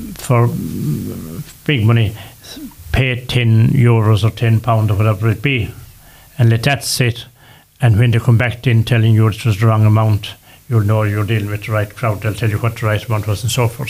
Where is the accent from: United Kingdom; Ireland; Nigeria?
Ireland; we are Irish, and we are Irish